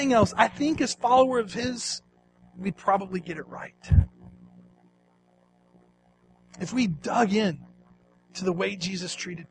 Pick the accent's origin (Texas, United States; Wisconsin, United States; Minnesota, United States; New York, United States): Texas, United States; East; Growing up in East Texas, my favorite thing to do with my dad was to go hunting